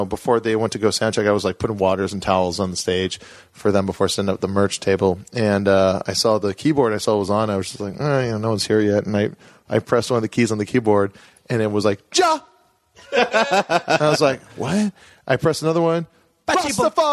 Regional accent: Hawaii, United States; moved away; I'm from Hawaii

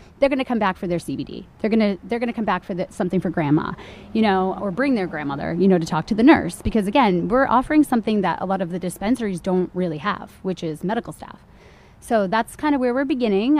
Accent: Maine, United States; also born or lived in California / Rockland, Massachusetts; now in Massachusetts, United States; I was lucky to be born and raised in Maine

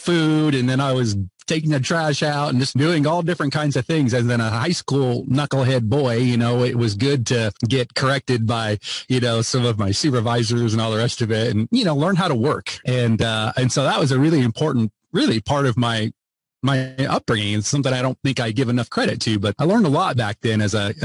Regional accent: Greenville, Ohio, United States; I grew up in Greenville, Ohio, and home of Annie Oakley

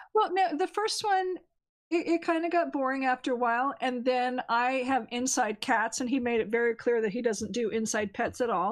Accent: California, United States; moved away; I'm from California, so I still have my California area code

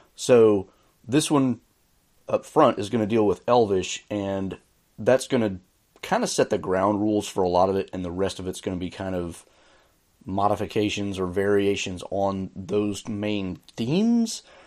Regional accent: the American South, United States; I say this as a Southerner

